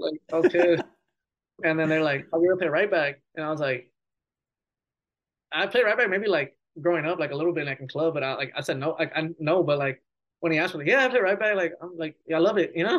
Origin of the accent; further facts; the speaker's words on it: Chicago, Illinois, United States; Like we're from Chicago and then drive an hour.